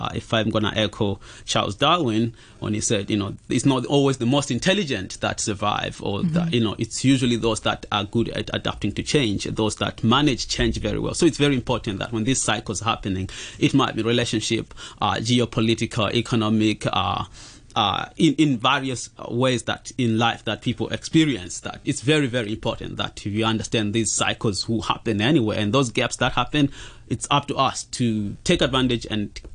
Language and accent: English; Zimbabwe; now in Hong Kong; So I'm from Zimbabwe and came here in Hong Kong as a refugee